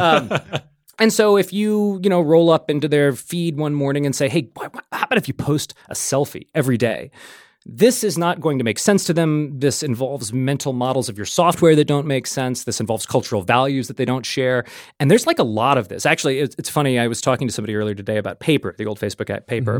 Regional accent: New Orleans, Louisiana, United States; moved away as an adult; also born or lived in New York; I'm from New Orleans originally

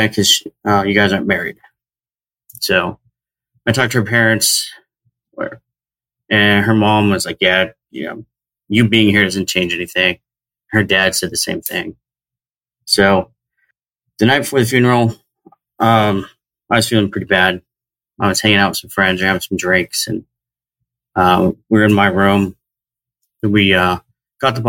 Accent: Southern Oregon, United States; moved away as an adult; I grew up in Southern Oregon

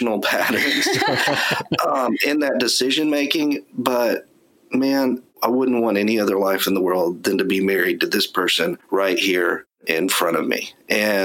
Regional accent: East Texas, United States; I grew up in East Texas

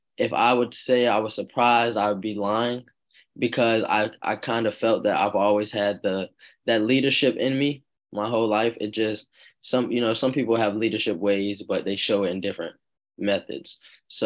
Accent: Virginia Beach, Virginia, United States; It was close to home, being that I'm from Virginia Beach

